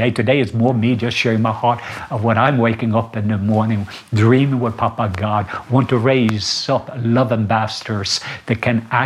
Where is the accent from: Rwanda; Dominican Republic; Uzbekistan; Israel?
Rwanda; English is a second language; I came from Rwanda and I saw the miracle key of forgiveness, what it can do.